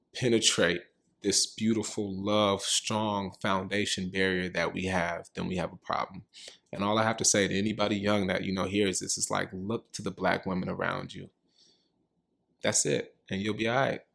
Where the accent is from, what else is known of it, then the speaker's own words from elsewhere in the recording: Richmond, California, United States; now in New York, United States; I'm from Richmond, California.